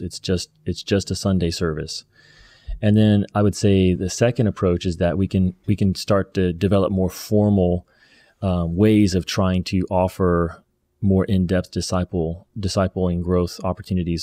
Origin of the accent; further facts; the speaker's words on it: the Bible Belt, United States; growing up in the Bible Belt